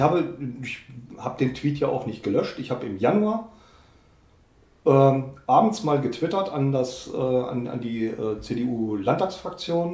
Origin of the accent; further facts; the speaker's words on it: North Rhine-Westphalia, Germany; moved away as an adult; now in Saxony, Germany; ich bin ja mit ihm in Westfalen aufgewachsen